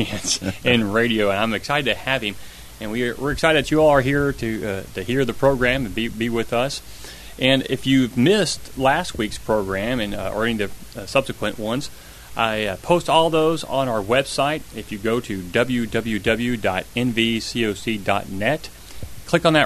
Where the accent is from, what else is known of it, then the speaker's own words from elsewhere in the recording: Kentucky, United States; I was born in Kentucky